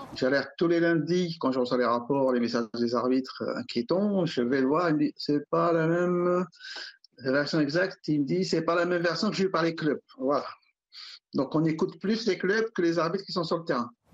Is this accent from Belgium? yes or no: no; Alfortville, Île-de-France, France; j'ai grandi à Alfortville